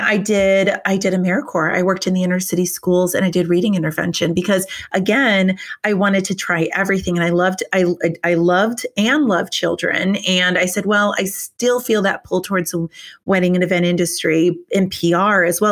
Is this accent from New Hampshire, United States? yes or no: yes; New Hampshire, United States; moved away as an adult; also born or lived in Richmond, Virginia; I'm from New Hampshire